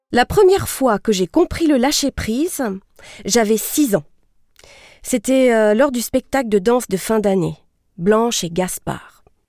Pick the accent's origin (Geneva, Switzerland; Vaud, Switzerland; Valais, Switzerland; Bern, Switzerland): Valais, Switzerland; Sierre; J'ai grandi à Sierre, la ville du soleil